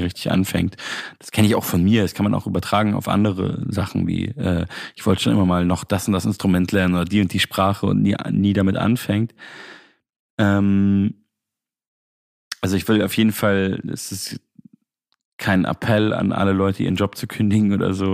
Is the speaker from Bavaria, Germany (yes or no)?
yes; Munich, Bavaria, Germany; Ich komme ja eigentlich aus München